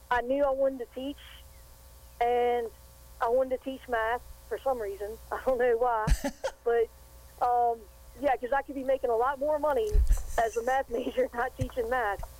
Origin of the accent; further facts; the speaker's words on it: Sandston, Virginia, United States; I grew up in Sandston, and I graduated from Holland Springs in 1990.